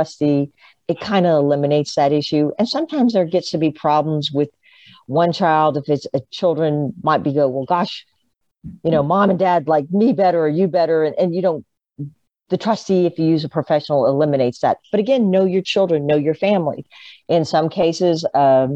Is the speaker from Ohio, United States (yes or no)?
no; Tampa, Florida, United States; I was born in Tampa